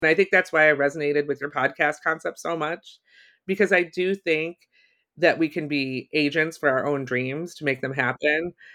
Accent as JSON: {"language": "English", "region": "Ohio", "country": "United States", "tie": "born or raised there", "also_born_or_lived": "Chicago", "moved": "as an adult", "said": "I grew up in Ohio"}